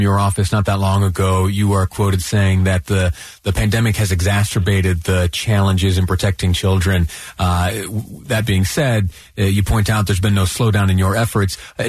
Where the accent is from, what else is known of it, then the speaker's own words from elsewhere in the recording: Utah, United States; As a Utahan, thank you.